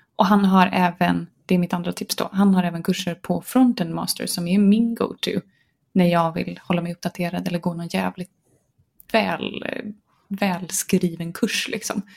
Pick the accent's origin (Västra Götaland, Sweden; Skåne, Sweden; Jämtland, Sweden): Västra Götaland, Sweden; Gothenburg; accent: Gothenburg dialect (göteborgska); jag blir ju jättemobbad för min göteborgska